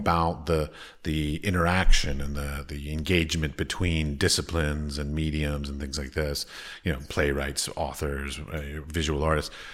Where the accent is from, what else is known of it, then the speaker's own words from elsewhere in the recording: United States; moved away as an adult; now in Prague, Czech Republic; I come from America.